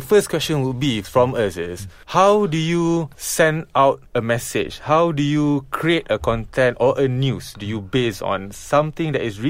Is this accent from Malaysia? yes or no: yes; Subang Jaya, Selangor, Malaysia; I'm from Subang Jaya.